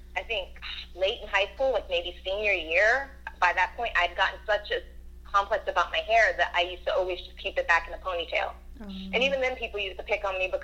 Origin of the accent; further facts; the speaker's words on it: Florida, United States; also born or lived in New York; I was born in New York, but we moved to Florida when I was around 5